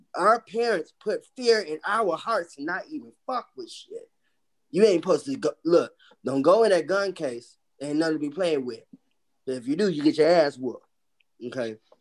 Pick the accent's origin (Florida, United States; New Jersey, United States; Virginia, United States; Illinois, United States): Illinois, United States; Chicago; My roots, even though I'm from Chicago, is Mississippi. My parents are from Mississippi.